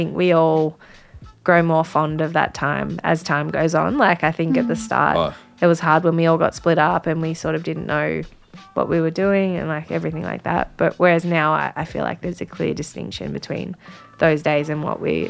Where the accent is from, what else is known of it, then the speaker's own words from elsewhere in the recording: Wangaratta, Victoria, Australia; moved away; also born or lived in Melbourne; I was from Wangaratta